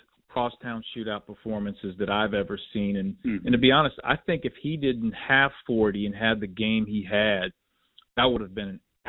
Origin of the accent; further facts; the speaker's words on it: Cincinnati, Ohio, United States; And I'm from Cincinnati